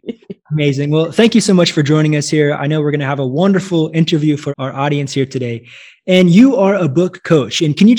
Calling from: São Paulo, Brazil; calling you from São Paulo, Brazil.

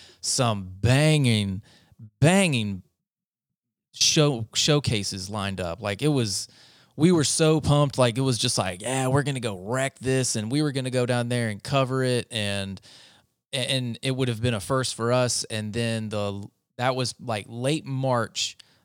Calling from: Leander, Texas, United States; Well, right now I'm calling you from Leander, Texas, but we claim Austin because it's just like 25-minute drive. I'm basically in the suburbs of Austin.

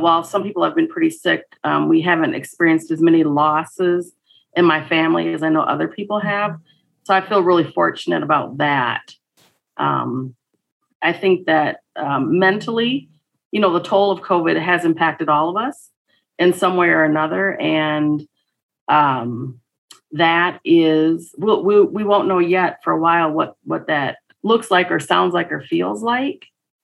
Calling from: Minneapolis, Minnesota, United States; I am joining you from Minneapolis, Minnesota.

